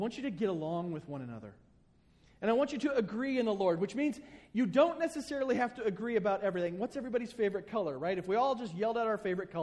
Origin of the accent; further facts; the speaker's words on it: the South, United States; I grew up in the South